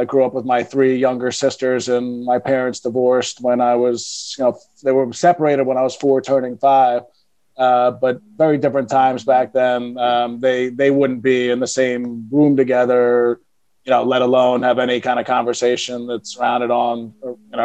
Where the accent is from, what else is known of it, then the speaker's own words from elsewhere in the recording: Philadelphia, Pennsylvania, United States; moved away as an adult; also born or lived in New York City; I was born and raised in Philadelphia, loved Philadelphia, thought I'd spend my whole life in Philadelphia.